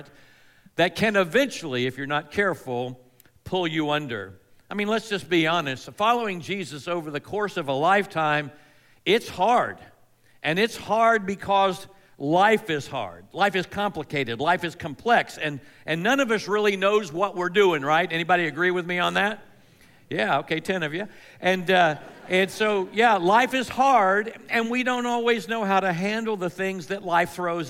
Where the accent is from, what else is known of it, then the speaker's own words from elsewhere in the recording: Melbourne, Florida, United States; I grew up on the Space Coast of Florida. That's the East Coast, the Atlantic Coast, in a town called Melbourne.